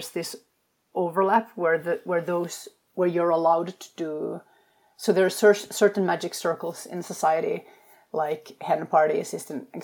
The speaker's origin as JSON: {"language": "English", "country": "Finland", "also_born_or_lived": "Sweden / England / Denmark", "moved": "yes", "said": "I come from Finland, which is a culture that does not have small talk, like at all"}